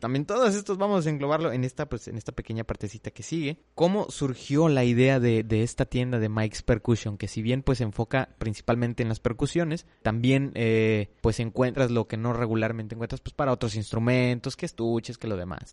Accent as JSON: {"language": "Spanish", "town": "Monterrey", "region": "Nuevo León", "country": "Mexico", "said": "que de Monterrey"}